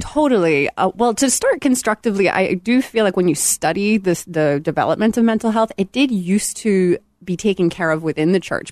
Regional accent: Belfast, Northern Ireland, United Kingdom; moved away as an adult; I am originally from Belfast, Northern Ireland, if you catch a little of that in my sound.

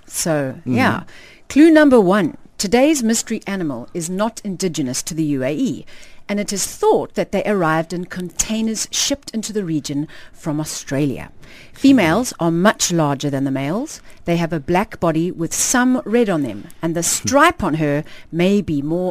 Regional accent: South Africa; now in Dubai, United Arab Emirates; I come from South Africa

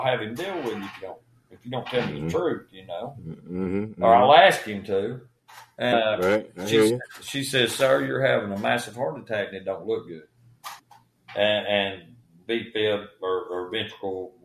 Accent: Spring City, Tennessee, United States; born or raised there

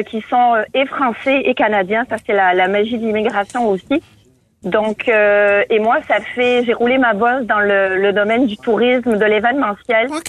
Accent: Marseille, Provence-Alpes-Côte d'Azur, France; accent: Marseille; Parce que je, je viens de Marseille, mais j'ai perdu un peu l'accent, un peu cher.

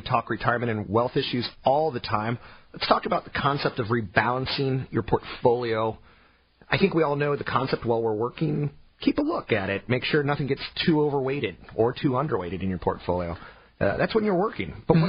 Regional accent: Okinawa, Japan; born there; Okinawa is an island slightly south of Japan. It's part of the Japanese Sea of Japan Islands. I was born in Okinawa.

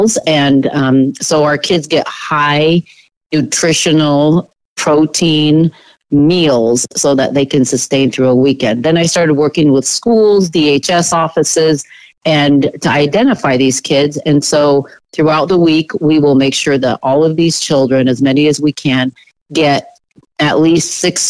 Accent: Portland, Oregon, United States; I am a native Oregonian, you know, born and raised in Southeast Portland

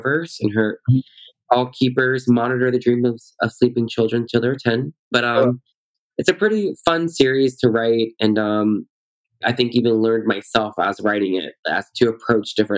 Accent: Louisiana, United States; now in Washington, D.C., United States; I'm from Louisiana

